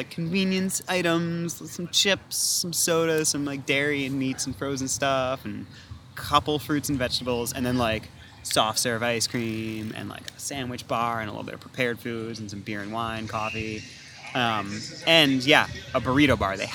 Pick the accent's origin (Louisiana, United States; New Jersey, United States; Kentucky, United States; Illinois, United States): New Jersey, United States; also born or lived in New York; now in Minnesota, United States; I'm from the East Coast. I grew up in New Jersey and lived in New York for a long time